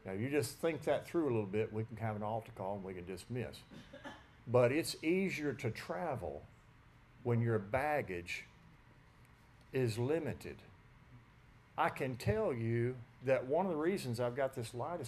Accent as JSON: {"language": "English", "region": "West Tennessee", "country": "United States", "tie": "born or raised there", "said": "I grew up in West Tennessee"}